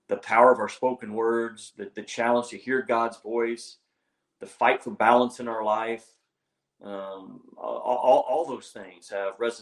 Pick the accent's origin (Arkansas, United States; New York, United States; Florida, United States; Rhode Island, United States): Arkansas, United States; here in my home state of Arkansas